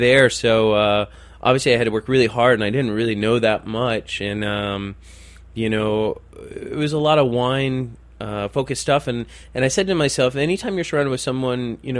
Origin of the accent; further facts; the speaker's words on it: Detroit, Michigan, United States; Detroiters. I mean, in all honesty, very rarely are we actually from Detroit. We're usually just outside the city.